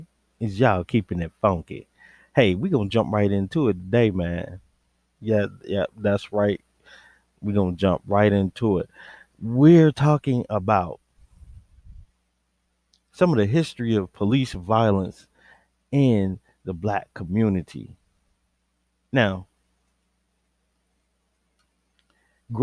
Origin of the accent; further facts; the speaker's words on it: Georgia, United States; I was born and raised in Georgia